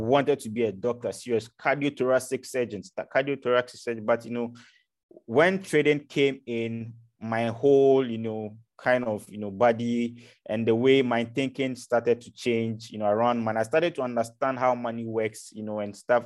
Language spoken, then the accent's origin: English; Ghana; moved away as an adult; now in Europe; I'm from Africa, so I'm from Ghana